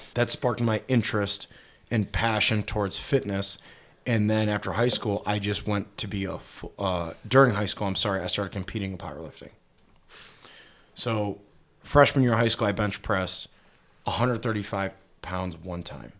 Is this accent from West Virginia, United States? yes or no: no; Cleveland, Ohio, United States; moved away as an adult; also born or lived in Dallas, Texas; born and raised in Cleveland, Ohio